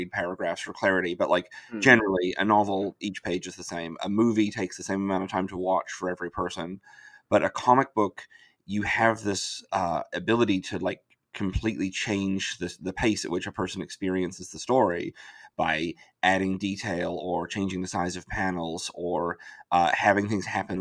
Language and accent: English; New Zealand; moved away; I'm from New Zealand originally